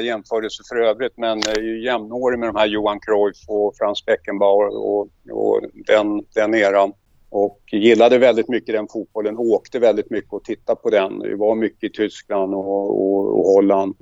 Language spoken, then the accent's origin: Swedish; Stockholm, Stockholm County, Sweden; moved away as an adult; now in Mariefred, Sweden; Jag är uppväxt på södersidan i Stockholm, i Gubbängen